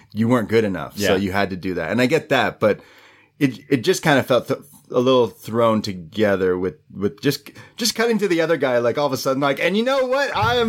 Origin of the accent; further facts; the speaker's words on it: United Kingdom; and by the way, I'm British, and I fight people.